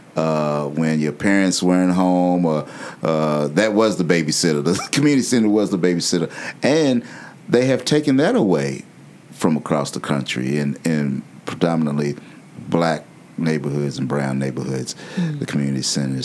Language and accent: English; Louisville, Kentucky, United States; I was raised in Smoketown.